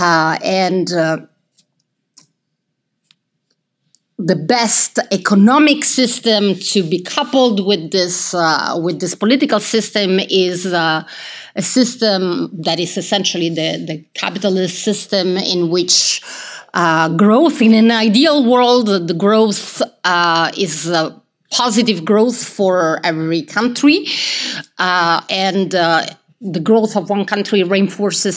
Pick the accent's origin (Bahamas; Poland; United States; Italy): Italy; moved away as an adult; also born or lived in United Kingdom; growing up in Italy and then studying in the UK and then teaching here.